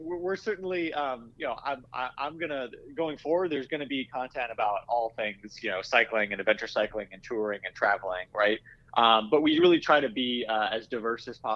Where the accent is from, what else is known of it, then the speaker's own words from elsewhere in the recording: Iowa, United States; moved away; I grew up in Iowa, and I grew up working in bike shops